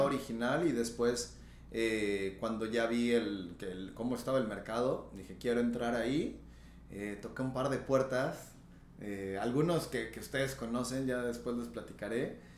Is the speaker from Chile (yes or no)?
no; Yecapixtla, Morelos, Mexico; moved away as an adult; now in Tulum, Mexico; yo soy morelense